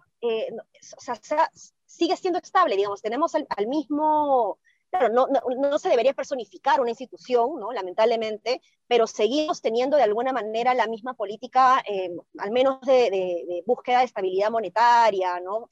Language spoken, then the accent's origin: Spanish; Peru; nosotros como peruanos